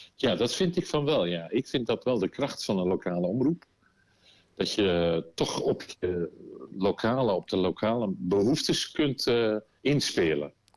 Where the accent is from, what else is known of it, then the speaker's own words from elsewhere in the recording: Volendam, North Holland, Netherlands; Ik kom uit Volendam